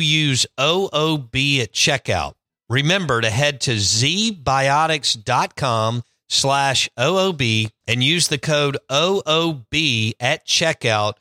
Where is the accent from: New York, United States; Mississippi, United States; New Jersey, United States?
Mississippi, United States; Jackson; I grew up in Northeast Jackson